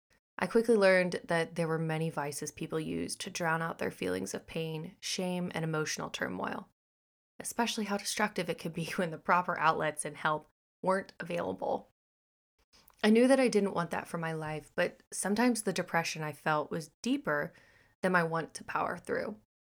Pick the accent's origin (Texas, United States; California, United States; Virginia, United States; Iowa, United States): Texas, United States; born there; also born or lived in Missouri; now in Florida, United States; I was born in Texas, spent a third of my life in Missouri, and now reside in the Sunshine State of Florida.